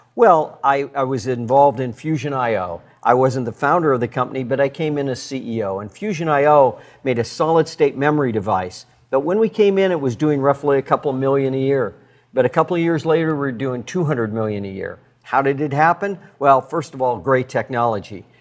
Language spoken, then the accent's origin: English; Red Lodge, Montana, United States; I grew up in Red Lodge, Montana